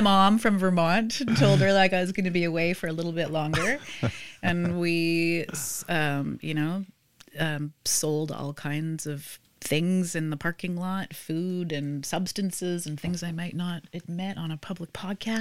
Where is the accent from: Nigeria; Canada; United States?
Canada; Vancouver, British Columbia; I grew up in Vancouver